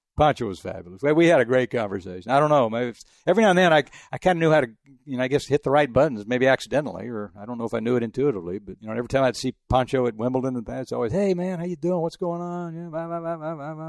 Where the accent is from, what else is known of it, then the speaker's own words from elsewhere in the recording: El Paso, Texas, United States; moved away; also born or lived in Houston / France; I grew up in El Paso